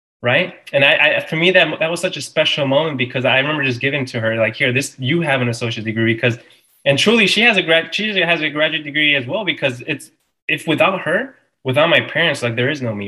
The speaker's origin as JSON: {"language": "English", "town": "Harvey", "region": "Illinois", "country": "United States", "tie": "born or raised there", "said": "I was born in Harvey, Illinois"}